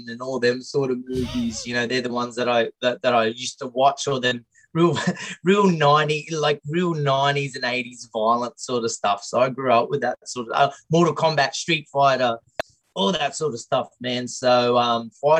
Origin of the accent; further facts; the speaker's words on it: Tully, Queensland, Australia; Growing up in Tully, small town